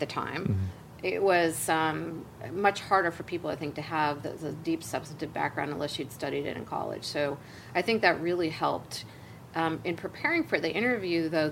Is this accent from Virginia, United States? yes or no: no; Central California, United States; also born or lived in Los Angeles; I grew up in a very small rural farming community in Central California